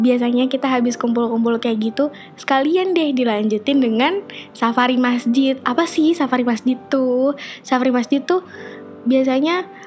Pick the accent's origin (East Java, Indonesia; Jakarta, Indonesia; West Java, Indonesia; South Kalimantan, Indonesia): Jakarta, Indonesia; moved away as an adult; now in Sudan; gue dari Jakarta